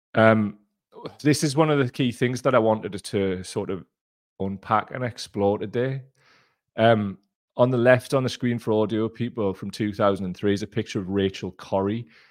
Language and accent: English; Gateshead, North East England, United Kingdom; I'm from Gateshead